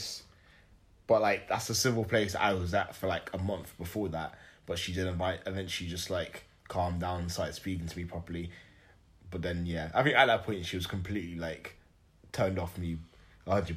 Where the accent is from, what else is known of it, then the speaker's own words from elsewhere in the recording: Nigeria; I'm a Nigerian.